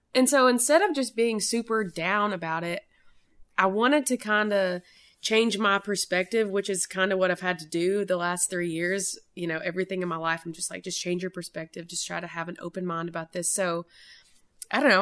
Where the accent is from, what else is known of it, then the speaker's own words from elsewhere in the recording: Maryville, Tennessee, United States; moved away as an adult; now in Nashville, United States; we are both from Maryville